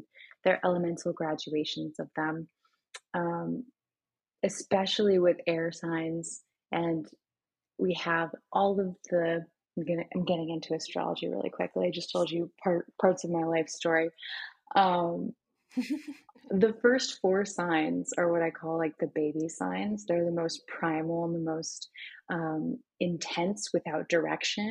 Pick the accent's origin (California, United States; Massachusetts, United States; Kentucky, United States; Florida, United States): Florida, United States; the area that I grew up in Florida